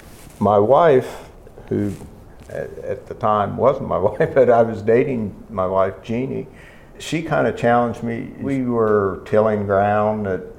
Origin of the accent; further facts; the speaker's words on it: Ohio, United States; moved away as an adult; now in West Virginia, United States; although I'm initially from Ohio, I've been in West Virginia since the mid-70s. So I guess I'm technically a West Virginian now.